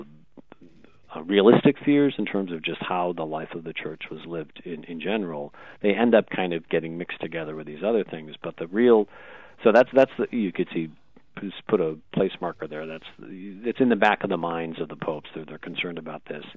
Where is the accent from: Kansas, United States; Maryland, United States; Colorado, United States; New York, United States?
New York, United States; Rochester; I'm from Rochester, New York